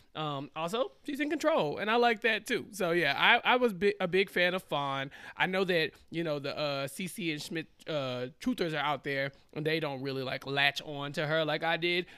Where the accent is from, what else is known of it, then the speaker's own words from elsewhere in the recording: Central Texas, United States; I'm from Central Texas